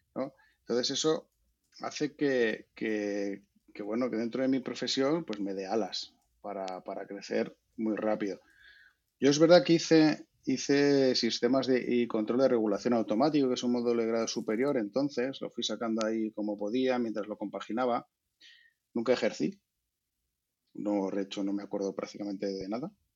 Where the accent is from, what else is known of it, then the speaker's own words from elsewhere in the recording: Valladolid, Castile and León, Spain; yo soy de Valladolid